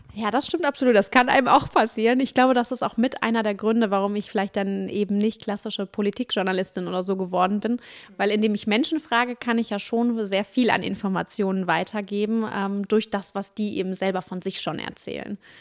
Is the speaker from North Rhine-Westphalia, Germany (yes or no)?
yes; Duisburg, North Rhine-Westphalia, Germany; also born or lived in Dortmund / Cologne; ich komme aus Duisburg, ich habe in Dortmund studiert und nachher in Köln gelebt